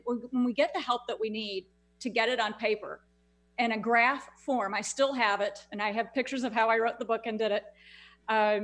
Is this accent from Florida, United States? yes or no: no; Houston, Texas, United States; my hometown where I live here in Houston